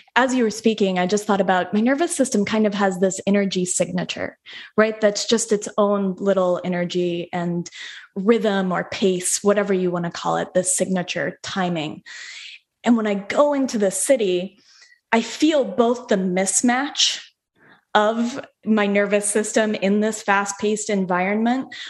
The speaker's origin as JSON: {"language": "English", "town": "Denver", "region": "Colorado", "country": "United States", "said": "so I'm from Denver, like Denver okay. proper"}